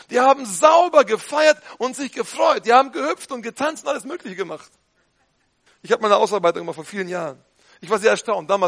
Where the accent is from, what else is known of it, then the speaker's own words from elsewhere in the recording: North Rhine-Westphalia, Germany; Man sollte nicht übertreiben, nicht? Als Ostwestfale.